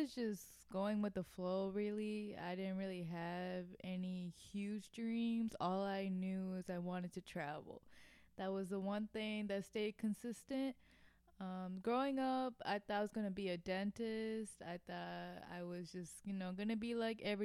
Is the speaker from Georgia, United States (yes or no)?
no; Naperville, Illinois, United States; moved away as an adult; now in Milwaukee, United States; I grew up in the suburbs of Naperville